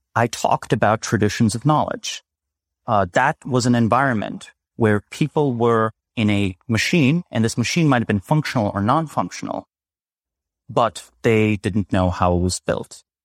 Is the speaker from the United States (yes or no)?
no; Slovenia; moved away; I'm originally from Slovenia